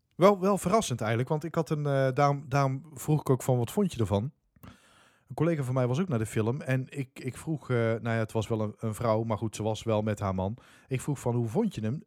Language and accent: Dutch; Dongen, North Brabant, Netherlands; waar ik vandaan kom, Dongen